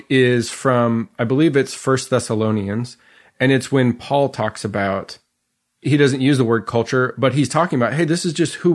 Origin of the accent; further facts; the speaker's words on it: Calgary, Alberta, Canada; now in Tennessee, United States; I grew up in Calgary, Alberta, which is just north of Idaho. And I'm like, you know, living in Tennessee most of my life after that.